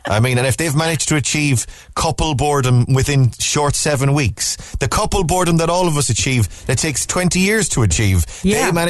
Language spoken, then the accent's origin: English; Ireland; we're Irish.